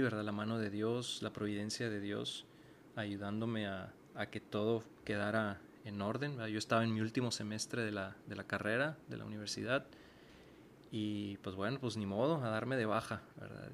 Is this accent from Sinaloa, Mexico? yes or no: no; Mexicali, Baja California, Mexico; moved away as an adult; now in Monterrey, Mexico; yo soy originario de Mexicali, Baja California y tengo ya varios años viviendo en la ciudad de Monterrey